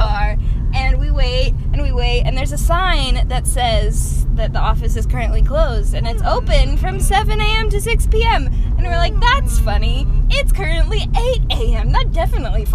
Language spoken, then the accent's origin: English; Texas, United States; I'm the one from Texas.